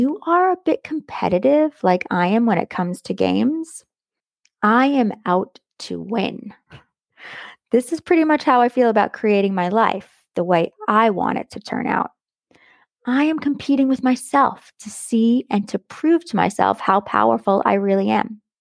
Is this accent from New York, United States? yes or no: yes; Long Island, New York, United States; Being that I grew up on Long Island